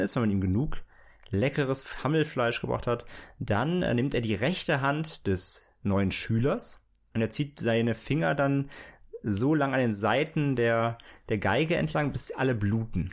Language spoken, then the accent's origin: German; near the Lorelei, St. Goarshausen, Rhineland-Palatinate, Germany; moved away; bei mir in meiner Nähe, wo ich da aufgewachsen bin